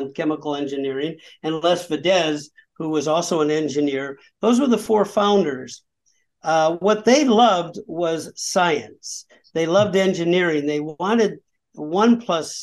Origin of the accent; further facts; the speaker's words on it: Peoria, Illinois, United States; I published my first essay as a college student, 1974, in the Peoria Journal Star, my hometown.